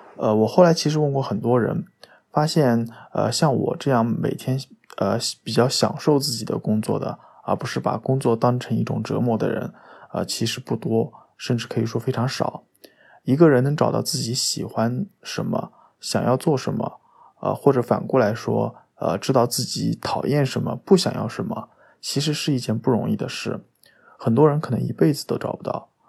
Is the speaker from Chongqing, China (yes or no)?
no; Anhui, China; now in Shanghai, China; 我来自安徽。现在在上海工作，呃，是上海名师图书的编辑